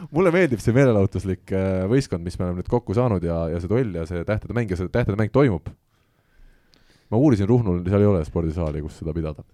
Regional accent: Estonia; me oleme eestlased

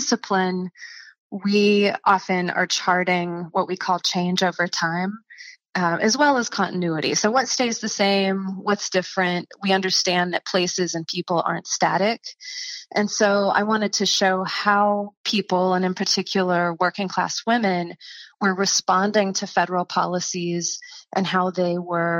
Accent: East Tennessee, United States; I'm from East Tennessee

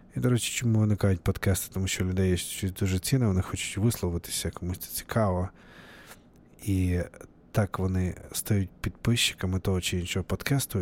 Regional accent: Novovolynsk, Volyn Oblast, Ukraine; moved away as an adult; now in Seattle, United States; А сам я з України, з е, Волинської області, Західної України, місто Нововолинськ

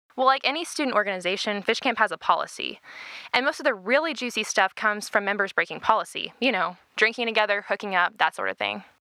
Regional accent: Arlington, Texas, United States; from Arlington, Texas

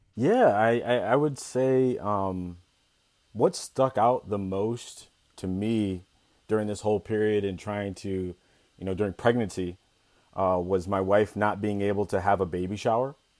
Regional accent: Ithaca, New York, United States; I was born and raised in Ithaca, New York.

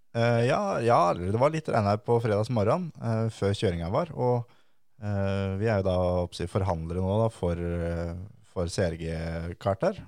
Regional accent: Tønsberg, Vestfold, Norway; for oss som uh, er derfra

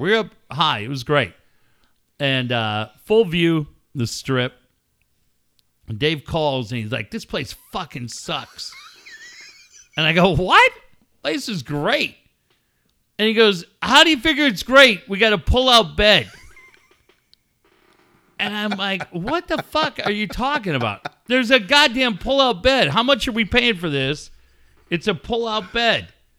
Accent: San Diego, California, United States; Well, you know, we're from San Diego.

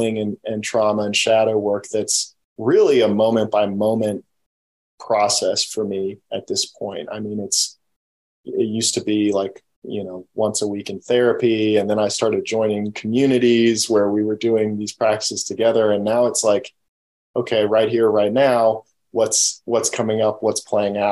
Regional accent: United States; I grew up in the United States

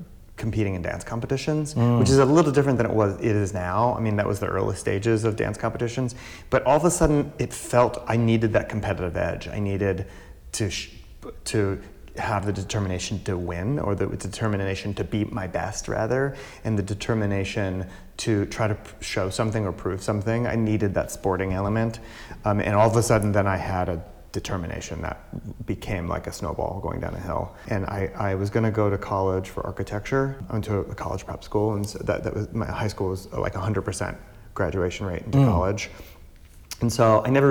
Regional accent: Cincinnati, Ohio, United States; I grew up in Cincinnati, and I was in a very artistic family

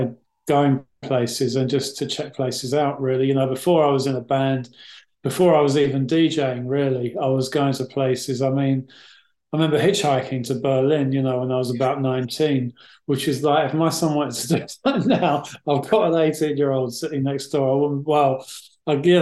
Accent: London, United Kingdom; I grew up in West London

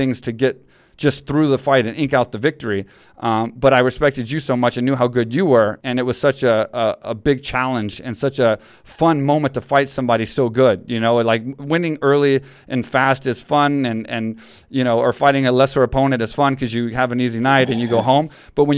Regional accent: Texas, United States; Texas, which is my hometown

